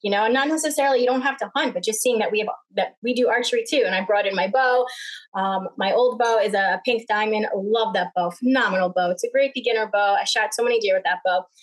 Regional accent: Smithtown, New York, United States; I grew up in Smithtown, where people had backyards and fences

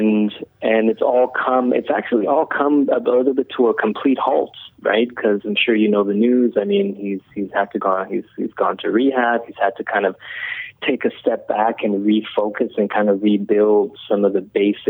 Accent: Iran; now in Canada; I came to Canada as a refugee. I was born in Iran

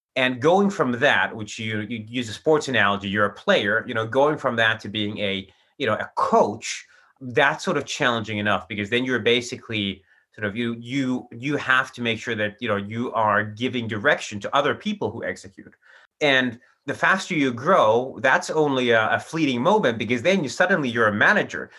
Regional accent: Finland; also born or lived in Chicago; I'm from Finland, and that's where I'm based today

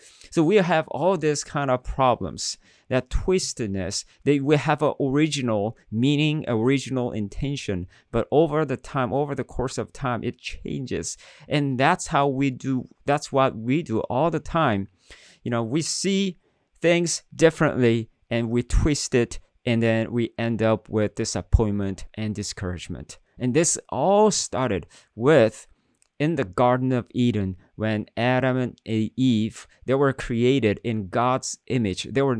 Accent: South Korea; When I grew up in Korea, in middle school, I was a pretty good student

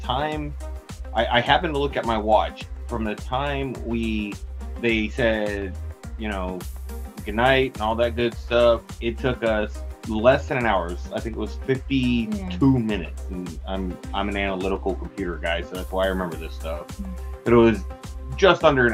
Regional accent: Texas, United States; we're from Texas

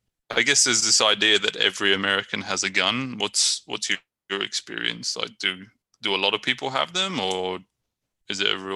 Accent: Brighton, South East England, United Kingdom; moved away as an adult; now in San Leandro, United States

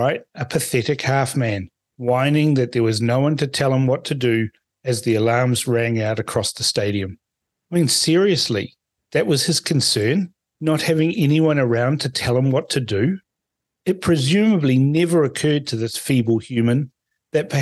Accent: New Zealand; also born or lived in Fiji; I was born in Fiji, but have lived most of my life in New Zealand

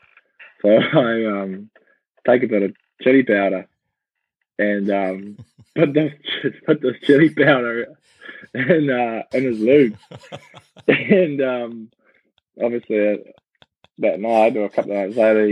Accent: Kerikeri, Northland, New Zealand; I grew up on a organic farm, beef and sheep, like outside, about 10 minutes outside of Kerikeri

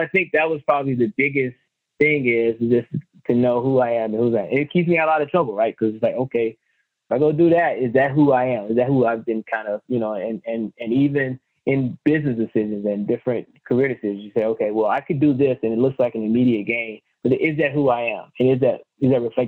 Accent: Mississippi, United States; moved away; also born or lived in Atlanta, Georgia / Tennessee / Denver, Colorado; I'm from Mississippi, lived in the Southeast, Atlanta, Tennessee.

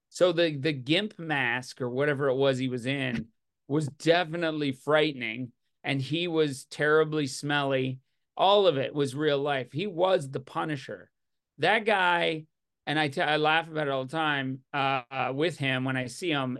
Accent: Newfoundland and Labrador, Canada; I'm Newfoundlander

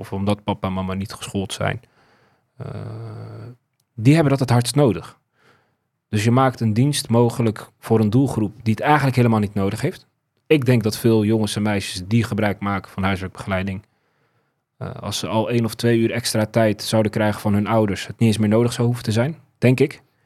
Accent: Zeist, Utrecht, Netherlands; ik ben dus opgegroeid in Zeist, Volloven

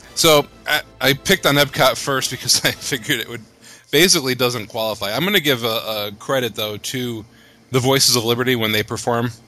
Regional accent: Connecticut, United States; we're from Connecticut up here, and, it, and we know cold

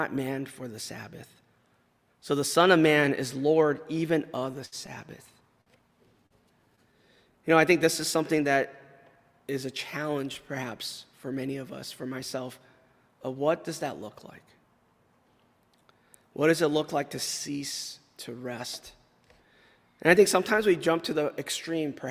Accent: California, United States; moved away; I grew up in California

